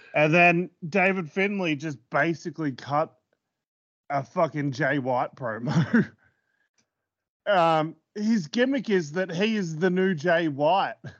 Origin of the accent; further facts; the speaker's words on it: Australia; I'm too Filipino for the, when I'm in Australia